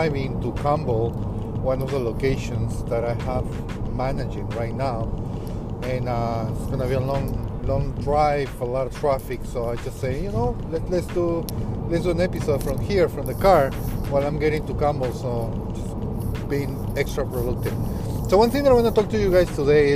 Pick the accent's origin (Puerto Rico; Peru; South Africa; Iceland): Peru; first language Spanish; English is a second language; moved away; I'm from Peru. I speak Spanish and I have a really thick accent